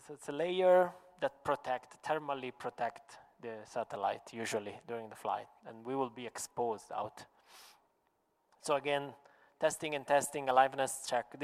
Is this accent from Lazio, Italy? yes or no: no; Sicily, Italy; English is a second language; I said, I'm from the Sicilian, so Sicilian.